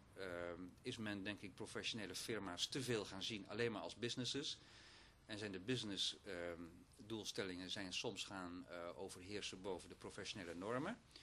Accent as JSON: {"language": "Dutch", "town": "Oostburg", "region": "Zeeland", "country": "Netherlands", "tie": "born or raised there", "also_born_or_lived": "Sas van Gent", "moved": "yes", "said": "Zeeuws-Vlaamse achtergrond om precies te zijn"}